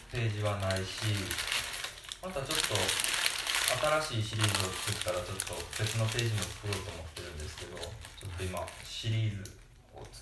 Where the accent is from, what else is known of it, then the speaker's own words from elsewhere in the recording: Osaka, Japan; 大阪出身だからね、うん、でもうん北加賀谷北加賀谷とか